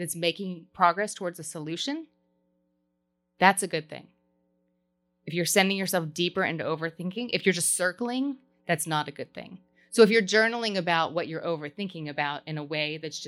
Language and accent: English; Kentucky, United States; I'm from Kentucky